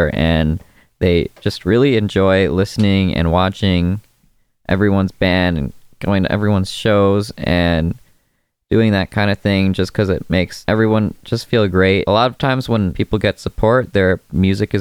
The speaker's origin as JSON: {"language": "English", "town": "Schaumburg", "region": "Illinois", "country": "United States", "moved": "as an adult", "lives_now": "Champaign-Urbana, United States", "said": "I'm from Schaumburg."}